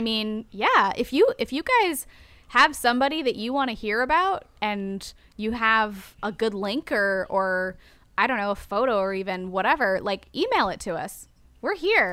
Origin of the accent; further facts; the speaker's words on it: United States; I'm American